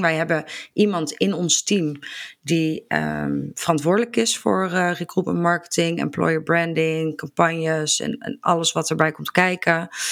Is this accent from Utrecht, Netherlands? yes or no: no; Barneveld, Gelderland, Netherlands; Ik kom uit Barneveld